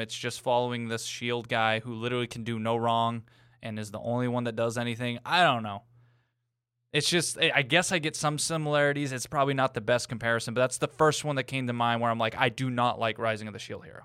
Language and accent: English; New England, United States; I'm from New England